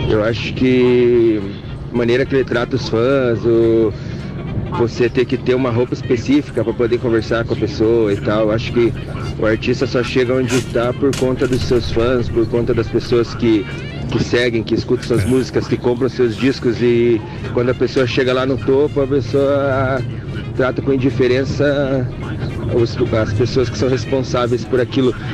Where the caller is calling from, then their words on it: Colombo, Paraná, Brazil; sou de Colombo.